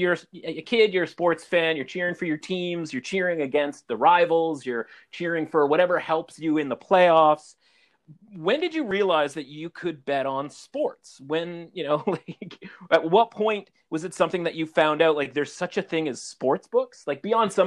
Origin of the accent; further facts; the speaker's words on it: Vancouver, British Columbia, Canada; I'm from Vancouver originally